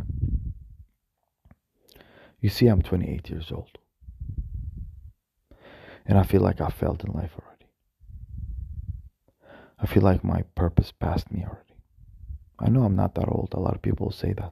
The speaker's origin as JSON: {"language": "English", "town": "Baghdad", "region": "Baghdad Governorate", "country": "Iraq", "tie": "born or raised there", "said": "I was born in Iraq, in Baghdad"}